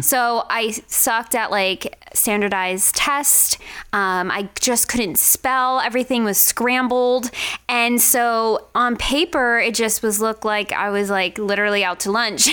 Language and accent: English; Long Island, New York, United States; moved away as an adult; now in Las Vegas, United States; I'm from Long Island, New York